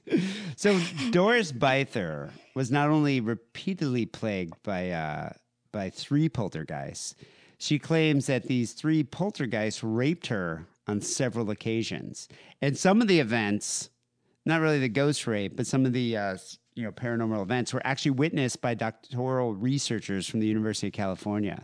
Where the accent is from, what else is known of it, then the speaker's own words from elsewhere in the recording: South Africa; moved away; growing up in South Africa